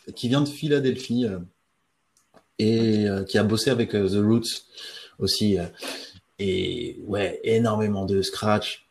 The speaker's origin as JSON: {"language": "French", "country": "French Guiana", "tie": "born or raised there", "said": "j'ai grandi en Guyane française"}